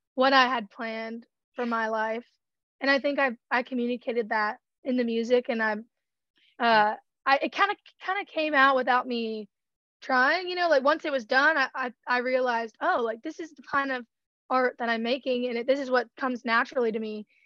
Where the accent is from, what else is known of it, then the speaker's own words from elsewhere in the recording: Georgia, United States; I'm from Georgia, so obviously country music was a big part of growing up